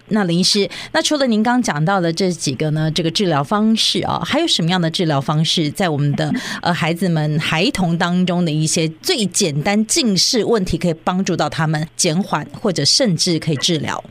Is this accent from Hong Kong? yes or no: no; Taiwan; now in Los Angeles, United States; 我自己的经验，小时候在台湾